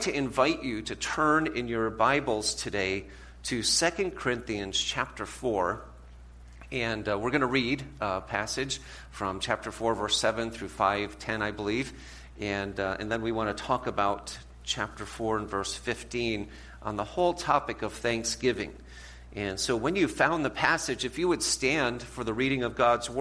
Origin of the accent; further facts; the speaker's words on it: New England, United States; now in Ohio, United States; we live in Ohio. My wife is from Ohio, but I'm from New England.